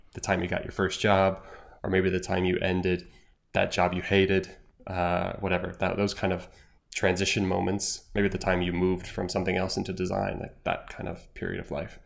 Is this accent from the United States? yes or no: yes; United States; moved away as an adult; now in Ireland; as an American in Ireland